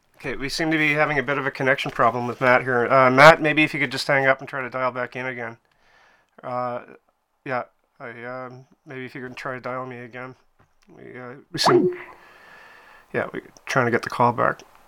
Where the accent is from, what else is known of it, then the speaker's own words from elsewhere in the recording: Canada; I'm Canadian, so it must be the crazy weather up here